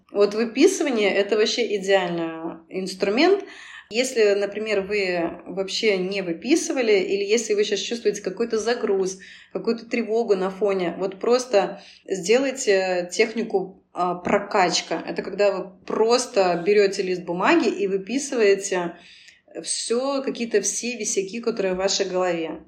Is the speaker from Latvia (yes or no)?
no; Belarus; also born or lived in Moscow, Russia; now in Cyprus; Я вообще сама белоруска, но в Москве 7 лет прожила